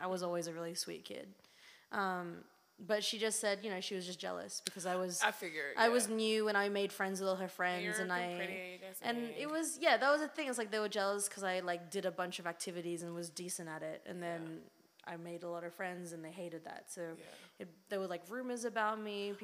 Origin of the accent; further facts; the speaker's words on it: Sydney, New South Wales, Australia; moved away as an adult; also born or lived in Philippines; now in New York, United States; I was born in the Philippines, and then I moved to Sydney, Australia, when I was like a year and a half old, with my family. And, I mean, I was there for 18 years until I moved to New York.